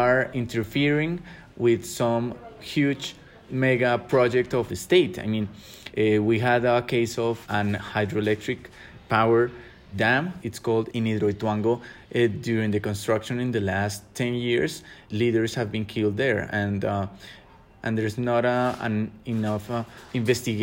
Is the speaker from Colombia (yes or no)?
yes; Bogota, Colombia; I'm from Bogota, Colombia